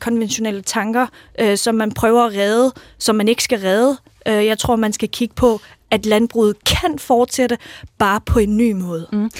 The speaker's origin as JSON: {"language": "Danish", "region": "Jutland", "country": "Denmark", "said": "jeg kommer selv fra Jylland"}